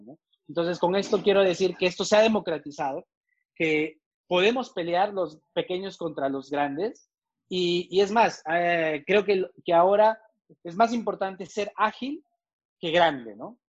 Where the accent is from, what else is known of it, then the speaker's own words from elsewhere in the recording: Peru; moved away as an adult; now in Medellín, Colombia; soy peruano